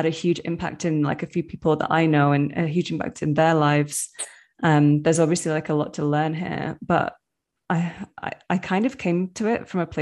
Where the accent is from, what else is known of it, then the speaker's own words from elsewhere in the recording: Manchester, North West England, United Kingdom; moved away as an adult; now in Medellin, Colombia; living in the UK, especially growing up in Manchester in like a very urban area